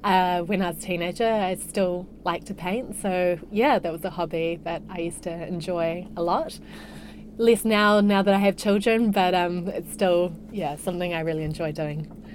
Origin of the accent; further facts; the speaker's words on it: Hamilton, Waikato, New Zealand; also born or lived in Morrinsville / Dublin, Ireland / Singapore; now in Queenstown, New Zealand; I'm a Waikato girl originally. So I spent the first six years of my life on a dairy farm in Morrinsville. And then my family moved to Waikato and I went to school there.